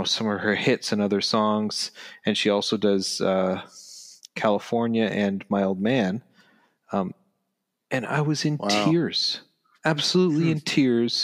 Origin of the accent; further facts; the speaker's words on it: Canada; we're Canadian